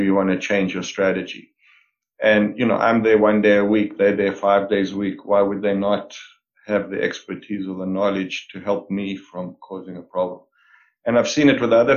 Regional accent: South Africa; moved away as an adult; now in Canada; I was born and raised in South Africa

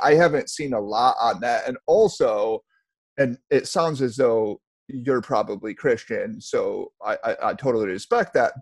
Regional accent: United States; I take pride in being American. I I was just born here.

